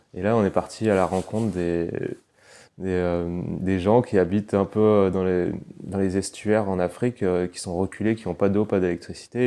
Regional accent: Paris, Île-de-France, France; moved away; j'ai grandi à Paris et mes deux parents sont niçois

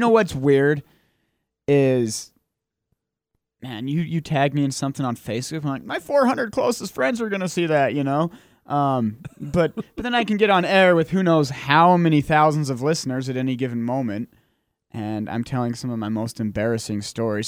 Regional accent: Utah, United States; now in Logan, United States; I'm from Utah, but my hometown is out of the reach of these airwaves

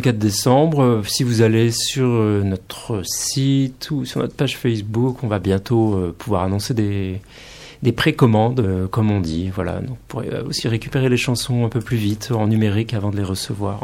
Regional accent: Poitou, Nouvelle-Aquitaine, France; now in Paris, France; je suis originaire du Poitou

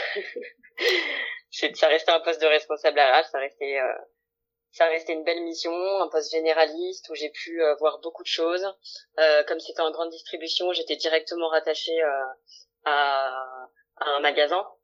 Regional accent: Lyon, Auvergne-Rhône-Alpes, France; j'ai 29 ans, euh, je suis lyonnaise

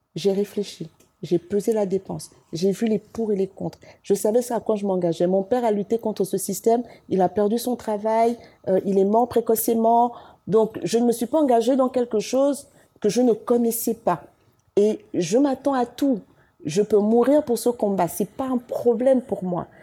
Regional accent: Libreville, Estuaire, Gabon; also born or lived in Douala, Cameroon; on arrive au Gabon quand j'ai un an et demi. Et après, j'ai fait toute ma vie au Gabon.

